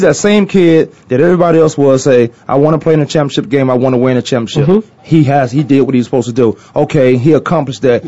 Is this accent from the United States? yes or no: yes; Virginia, United States; now in Arizona, United States; I'm from New Paltz, Virginia. I'm living in Arizona right now.